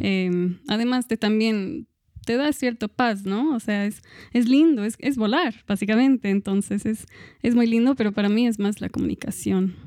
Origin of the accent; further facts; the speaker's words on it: Australia; now in Cochabamba, Bolivia; soy de Australia